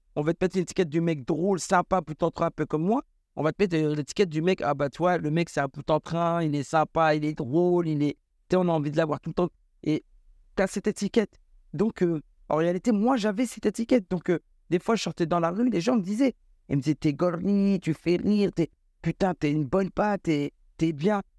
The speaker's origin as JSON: {"language": "French", "town": "Tours", "region": "Centre-Val de Loire", "country": "France", "tie": "born or raised there", "said": "je suis de Tours. Je suis originaire de la ville de Tours."}